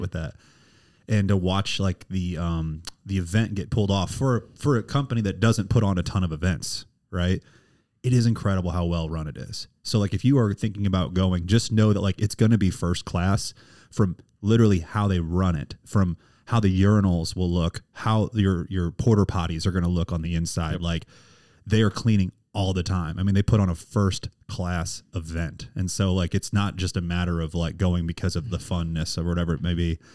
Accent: St. Charles, Missouri, United States; moved away as an adult; also born or lived in Springfield, Missouri; now in Kansas City, United States; I'm from St. Charles, right, right outside St. Yeah. Louis

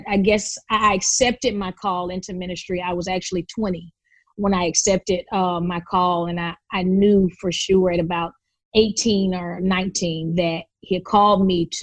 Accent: Memphis, Tennessee, United States; we grew up in Memphis

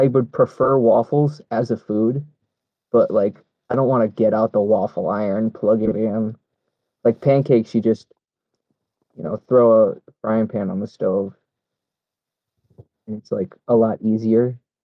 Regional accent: New England, United States; also born or lived in Boston; But I was also born in Boston, so, like, there's way in, like, I grew up in New England in, like, the early 2000s

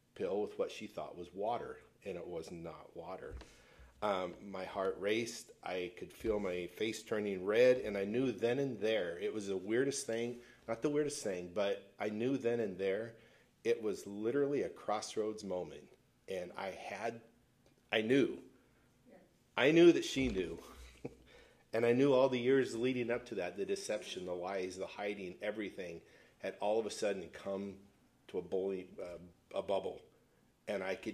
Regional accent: Pacific Northwest, United States; I was born and raised in the Great Pacific Northwest.

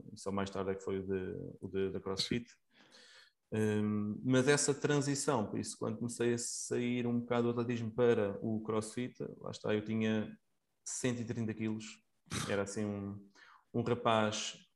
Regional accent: Coimbra, Centro, Portugal; now in Leiria, Portugal; atualmente vivo em Leiria, sou natural de Coimbra

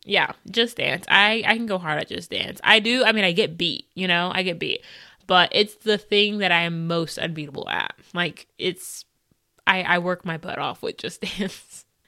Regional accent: United States; I like most about being an American is that I am privileged in the sense that it's not that bad for me

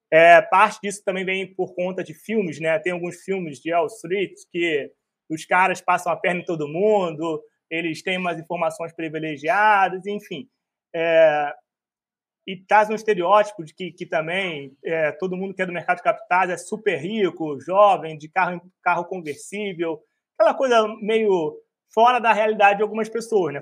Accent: Rio de Janeiro, Brazil; eu sou um carioca

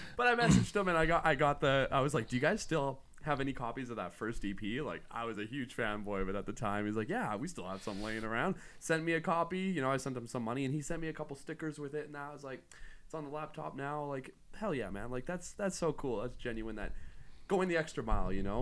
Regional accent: near Tofield, Alberta, Canada; near my hometown, like, near Tofield

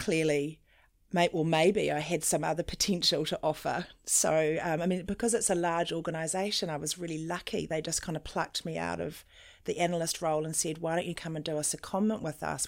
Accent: New Zealand; also born or lived in South Africa; when I was three and my brother was one, um, my parents brought us to New Zealand on a ship

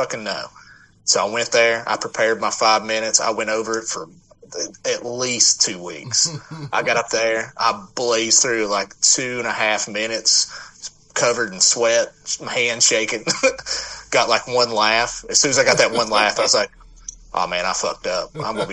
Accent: East Tennessee, United States; where I grew up in East Tennessee

